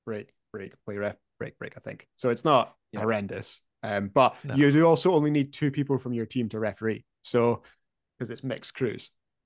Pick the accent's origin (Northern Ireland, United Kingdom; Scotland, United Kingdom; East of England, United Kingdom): Scotland, United Kingdom; Dunfermline; I come from Dunfermline